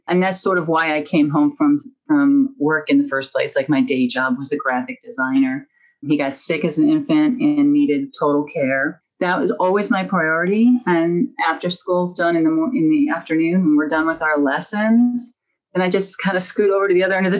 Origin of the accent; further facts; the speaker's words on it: Midwest, United States; I'm from the Midwest